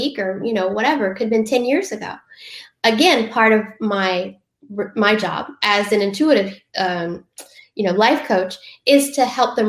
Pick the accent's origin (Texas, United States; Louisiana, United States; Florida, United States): Louisiana, United States; Southern; I'm from Southern Louisiana.